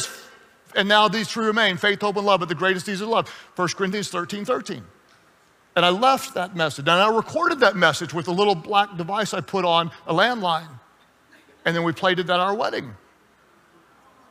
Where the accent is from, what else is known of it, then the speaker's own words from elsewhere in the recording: United States; also born or lived in Texas / Oklahoma; I grew up in Texas and in Oklahoma